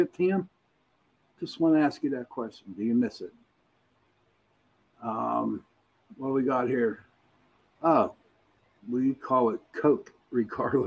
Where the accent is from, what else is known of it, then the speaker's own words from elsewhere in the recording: Pittsburgh, Pennsylvania, United States; accent: Pittsburgh; I got my brother on, and we're from Pittsburgh. Now, Pittsburgh has their own accent